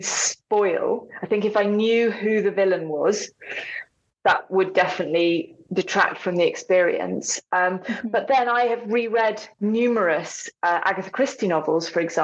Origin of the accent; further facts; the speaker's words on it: England, United Kingdom; moved away as an adult; now in North Wales, United Kingdom; so I'm English and I live in a Welsh-speaking community.